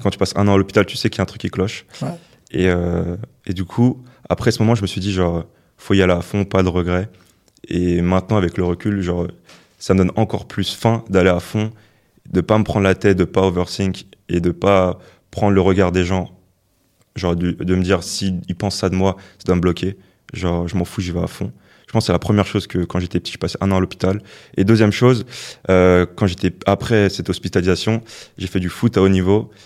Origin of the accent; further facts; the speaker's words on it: Le Plessis-Bouchard, Île-de-France, France; Je viens de banlieue, genre du Val d'Oise. Genre la ville d'où je viens